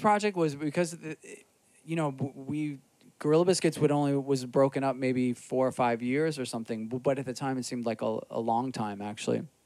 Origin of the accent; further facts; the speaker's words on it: New York City, New York, United States; also born or lived in Astoria, Queens / Jackson Heights, Queens; I grew up in Rockaway, but when I moved to Astoria and lived in Jackson Heights